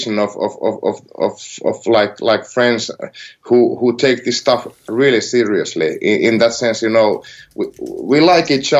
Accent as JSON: {"language": "English", "area": "near Helsinki", "region": "Uusimaa", "country": "Finland", "said": "I'm not from Karhula. I'm like from near Helsinki"}